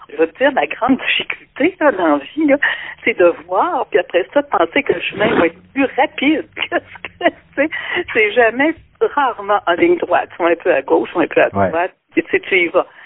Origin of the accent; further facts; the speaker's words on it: Quebec City, Quebec, Canada; moved away as an adult; now in La Pocatière, Canada; moi je suis une fille de Québec.